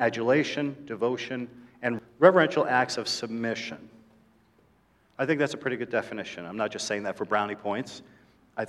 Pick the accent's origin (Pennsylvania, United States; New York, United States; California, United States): New York, United States; New York City; I am a New Yorker